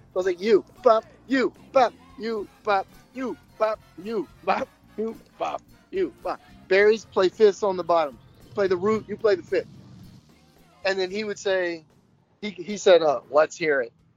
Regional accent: United States; I'm American

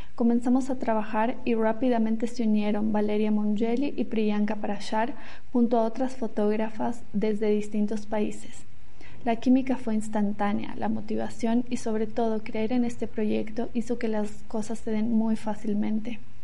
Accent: La Paz, Bolivia; moved away as an adult; soy boliviana, fotógrafa documental y a pesar de haber vivido muchos años fuera, hoy me toca vivir la pandemia desde la ciudad donde nací, que es La Paz

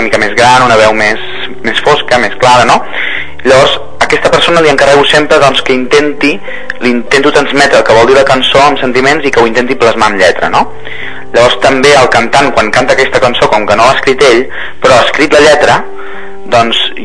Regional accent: Lleida, Catalonia, Spain; soc de Lleida

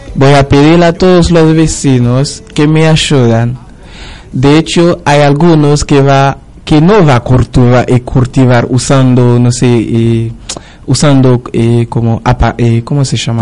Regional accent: Haiti; now in Argentina

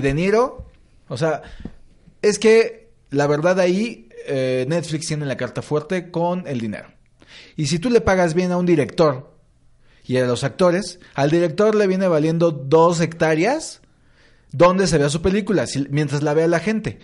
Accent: Mexico City, Mexico

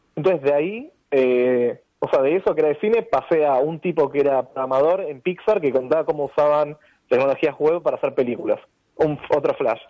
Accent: Argentina

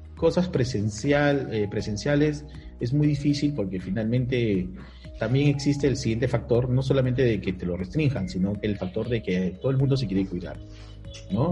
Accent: Peru; Soy peruano

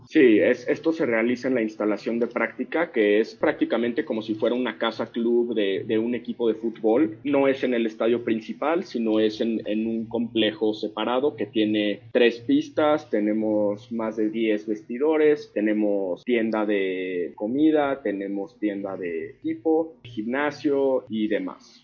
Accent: Mexico; born or raised there; moved away as an adult; now in Florida, United States

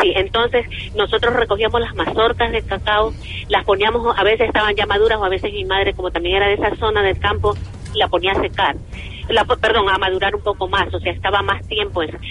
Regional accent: Ecuador; also born or lived in United States; la riqueza que yo tenía en mi país

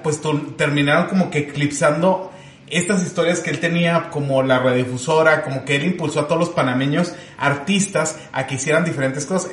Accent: Chihuahua, Mexico; aquí nosotros somos de Chihuahua

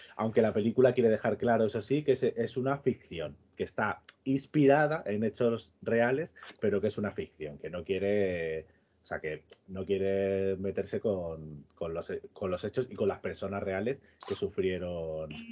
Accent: Extremadura, Spain; que soy de Extremadura

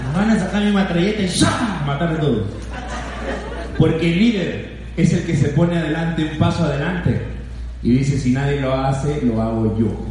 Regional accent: Lima, Peru; yo nací en Huaycán, conozco la pobreza.

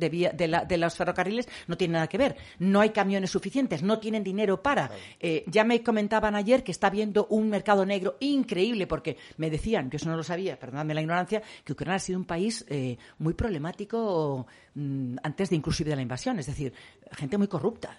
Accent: Cuenca, Castilla-La Mancha, Spain; yo soy de Cuenca, hija de sevillano, nieta de cordobés

